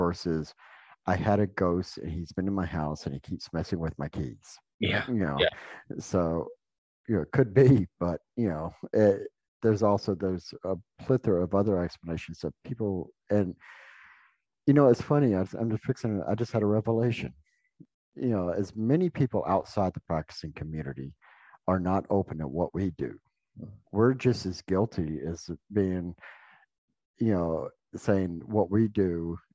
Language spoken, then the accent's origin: English; the South, United States; I grew up in the South